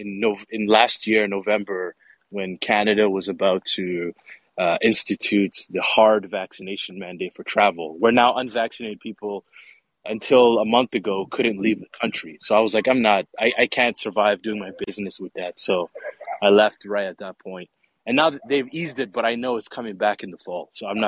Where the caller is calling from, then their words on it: Mogadishu, Banaadir, Somalia; Yeah, I'm calling you from Mogadishu, Somalia, believe it or not. That's my roots.